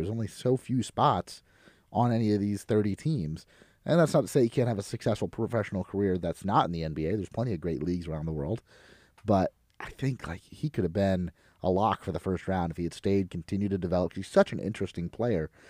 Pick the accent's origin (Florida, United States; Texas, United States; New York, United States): Florida, United States; my home state of Florida